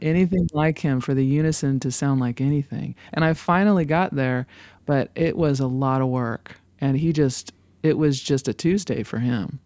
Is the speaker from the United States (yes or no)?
yes; Los Angeles, California, United States; moved away as an adult; also born or lived in San Fernando Valley; now in Nashville, United States; my hometown of Los Angeles